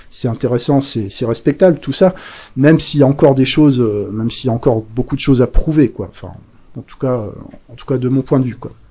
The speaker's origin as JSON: {"language": "French", "region": "Bresse", "country": "France", "accent": "Bresse", "moved": "yes", "said": "Alors bon, j'ai perdu un peu l'accent bressan parce que ça fait un moment que je suis, j'ai quitté la Bresse"}